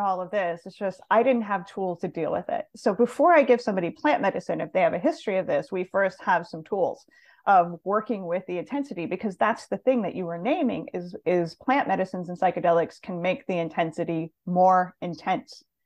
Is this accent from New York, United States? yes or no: no; Montana, United States; moved away; also born or lived in Los Angeles; I grew up in Montana, kind of a small town girl